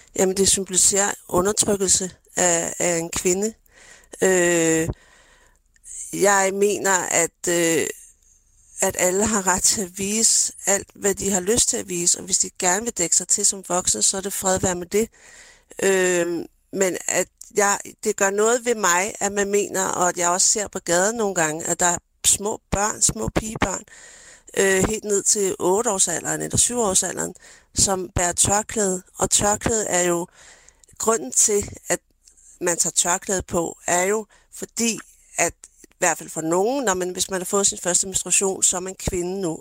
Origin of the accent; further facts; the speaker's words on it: Denmark; jeg er jo født og opvokset i Danmark